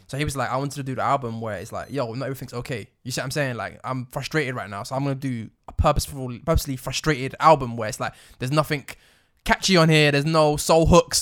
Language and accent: English; United Kingdom; accent: British; we've got British accents